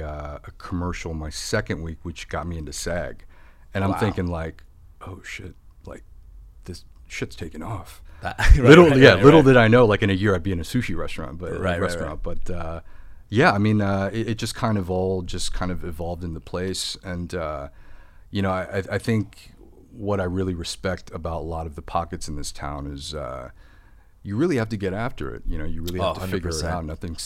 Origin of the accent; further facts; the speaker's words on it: Midwest, United States; And I feel like it's kind of growing up in the Midwest.